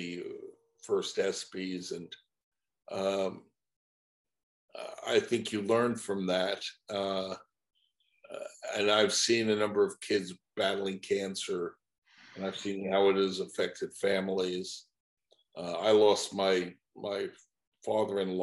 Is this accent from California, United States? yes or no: no; Baldwin, New York, United States; also born or lived in Connecticut; now in Florida, United States; I was from Baldwin, Long Island.